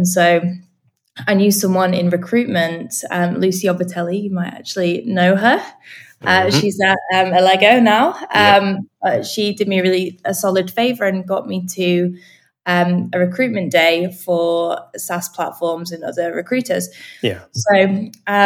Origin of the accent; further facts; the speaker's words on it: Manchester, North West England, United Kingdom; moved away as an adult; now in London, United Kingdom; I'm from Manchester. Up north.